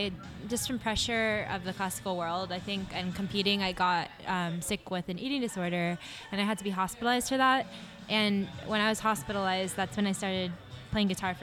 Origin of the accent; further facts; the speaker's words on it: San Jose, California, United States; I grew up, born and raised, San Jose, California